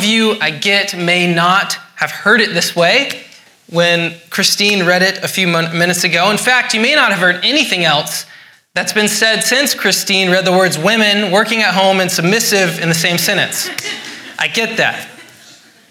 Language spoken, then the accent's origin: English; Scotland, United Kingdom; I'm Scottish.